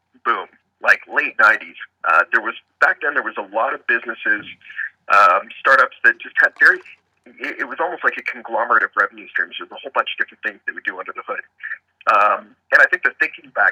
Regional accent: Toronto, Ontario, Canada; Toronto guy, did my MBA at U of T

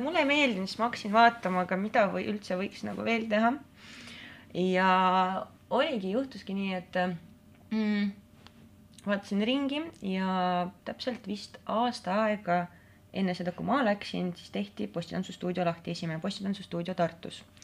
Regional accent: Narva, Ida-Viru County, Estonia; Estonian is a second language; moved away as an adult; now in Tallinn, Estonia; ma olen äh, Narvast põhimõtteliselt

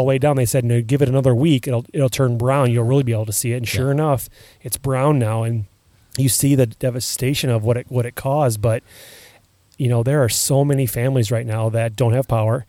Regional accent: Iowa, United States; I'm proud when I go on vacation somewhere and hey, where are you from? And it's Iowa

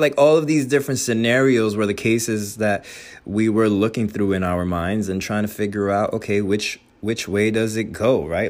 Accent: Union City, New Jersey, United States; I am from the Northeast, specifically New Jersey, specifically Hudson County, specifically Union City.

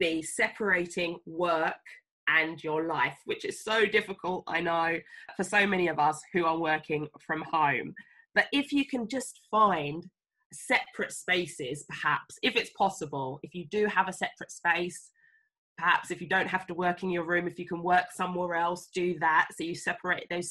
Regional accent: England, United Kingdom; moved away as an adult; also born or lived in Sierra Leone (family) / Uganda; I understood I was from England.

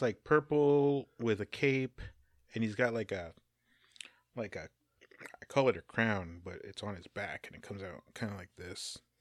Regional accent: United States; I'm also American

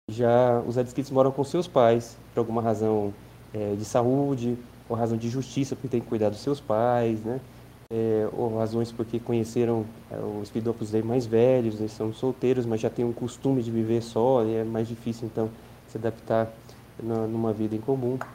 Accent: Goiânia, Goiás, Brazil; also born or lived in São Paulo / São José dos Campos; now in Brasília, Brazil; eu voltei, voltei para o Brasil, fiquei um tempo em São Paulo. Mas o Bom Filho a Casa Volta, porque eu nasci em Goiânia, e aqui em Brasília que eu conheci o Opus Dei.

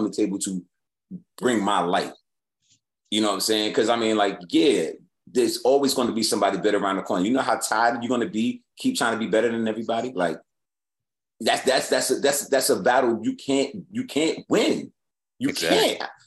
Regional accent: New York City, New York, United States; when I was growing up in New York, I go to your neighborhood and battle you

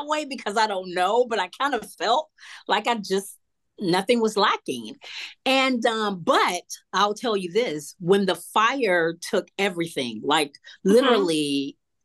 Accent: Atlanta, Georgia, United States; I grew up here in Atlanta, Southwest Atlanta, in a single parent home with my mother

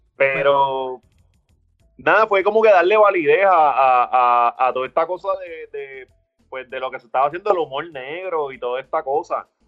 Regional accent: Ponce, Puerto Rico; yo vengo de Ponce

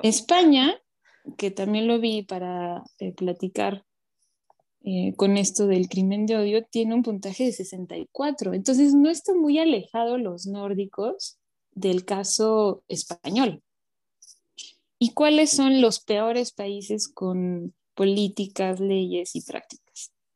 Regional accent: Mexico; nosotros como mexicanos o latinoamericanos

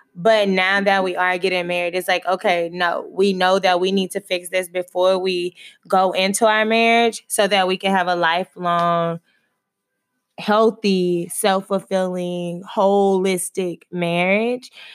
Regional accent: Texas, United States; I'm from Texas

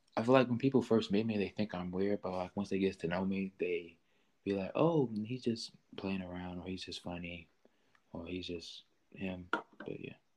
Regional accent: Maryland, United States; I grew up in with both of my parents in a nice home in Maryland

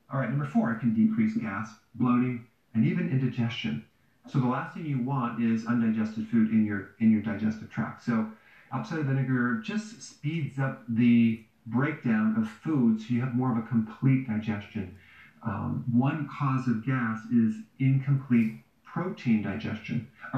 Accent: Wisconsin, United States; So remember growing up in Wisconsin, where there's farms all around our neighborhood.

